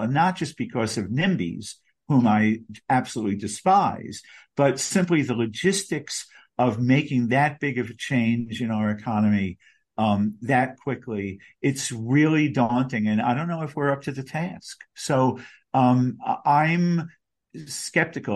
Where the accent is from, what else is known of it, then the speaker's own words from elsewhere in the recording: Long Beach, New York, United States; now in New York City, United States; my hometown of Long Beach, Long Island, where I grew up.